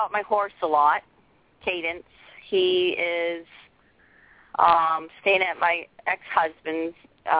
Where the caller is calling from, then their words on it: Maine, United States; I'm calling from Maine.